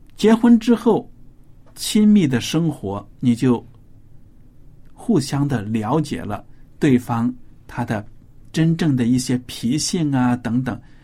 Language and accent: Chinese; northern China, China; moved away; 我自己生长在中国的北方